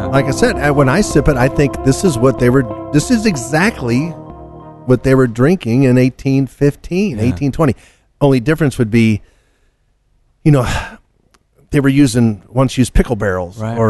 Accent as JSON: {"language": "English", "region": "Kentucky", "country": "United States", "tie": "born or raised there", "said": "I grew up in Kentucky."}